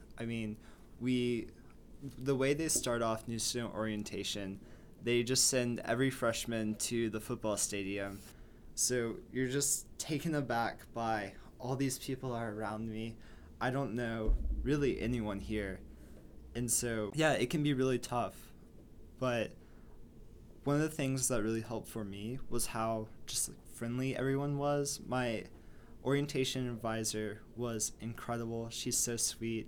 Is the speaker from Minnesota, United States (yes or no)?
no; Fayetteville, Arkansas, United States; moved away as an adult; now in Washington, D.C., United States; college town myself in Fayetteville, Arkansas